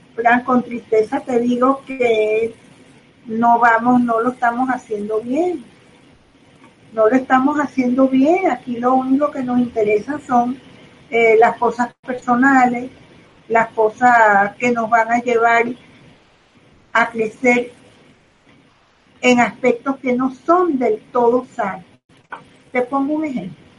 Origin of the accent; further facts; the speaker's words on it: Caracas, Capital District, Venezuela; soy de Caracas, vivo en Venezuela, aquí me quedaré